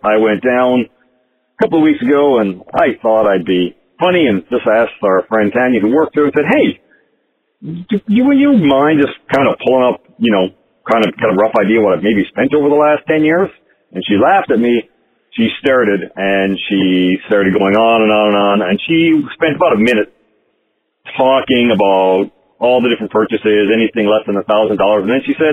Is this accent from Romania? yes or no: no; Canada; I'm from Canada